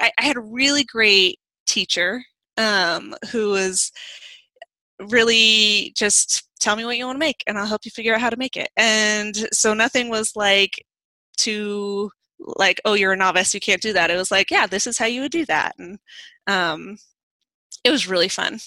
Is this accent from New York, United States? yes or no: no; D.C., Virginia, United States; I grew up in Virginia, outside Washington, D.C.